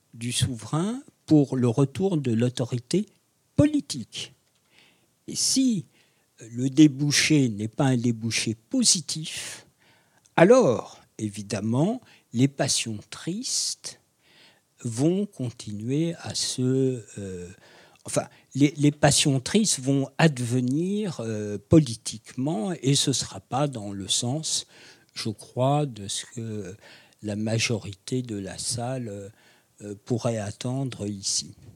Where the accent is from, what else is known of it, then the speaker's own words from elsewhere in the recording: France; je suis français